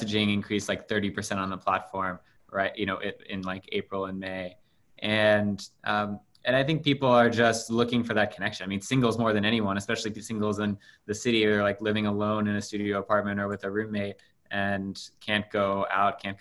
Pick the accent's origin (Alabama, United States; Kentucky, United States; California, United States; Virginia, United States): Kentucky, United States; Louisville; I grew up in Louisville, Kentucky